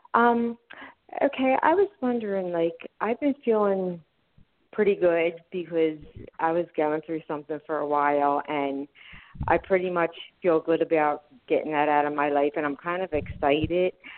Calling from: Philadelphia, Pennsylvania, United States; I'm calling from Philadelphia, Pennsylvania

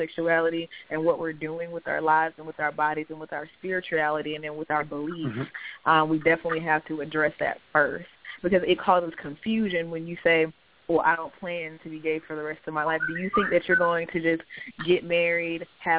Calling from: Florida, United States

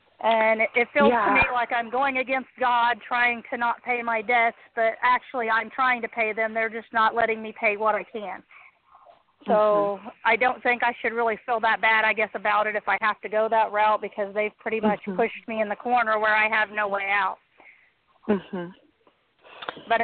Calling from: Connersville, Indiana, United States

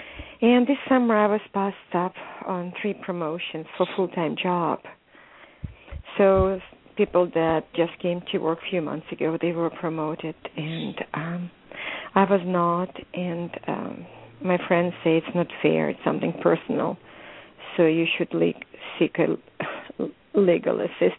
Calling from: California, United States; I'm calling from California.

